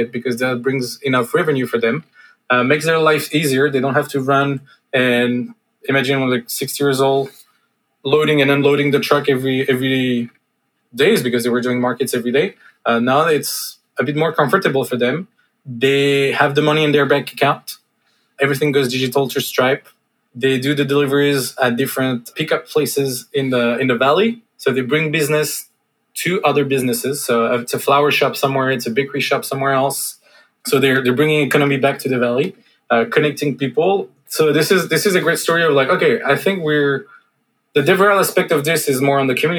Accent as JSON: {"language": "English", "country": "France", "accent": "French", "second_language": "English", "moved": "yes", "said": "I'm not native and I come from France. So sometimes I speak with a bit of French accent."}